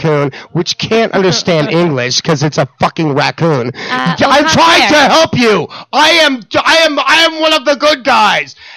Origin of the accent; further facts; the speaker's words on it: West Coast, United States; now in Arizona, United States; I grew up on the West Coast